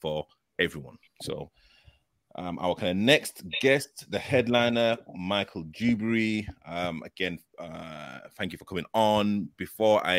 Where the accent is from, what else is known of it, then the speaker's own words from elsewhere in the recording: Leeds, Yorkshire and the Humber, United Kingdom; I'm literally originally from Leeds. I kind of used to live in Little London